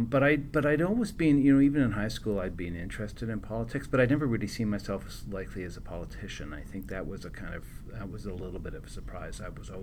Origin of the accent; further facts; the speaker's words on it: Winnipeg, Manitoba, Canada; But went to Winnipeg. So yeah. I feel like I grew up in Winnipeg